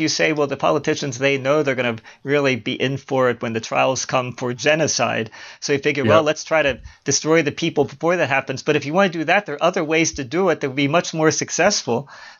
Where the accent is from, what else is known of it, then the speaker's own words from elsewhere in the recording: Baltimore, Maryland, United States; Because even though I was born and raised in Baltimore, I never had a Baltimore accent. I despise the Baltimore accent, I have to say.